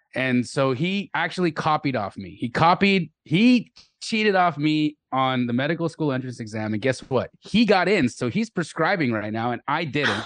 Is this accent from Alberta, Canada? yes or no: yes; Calgary, Alberta, Canada; also born or lived in Los Angeles; I was born in Los Angeles, but I grew up in Calgary, Alberta, Canada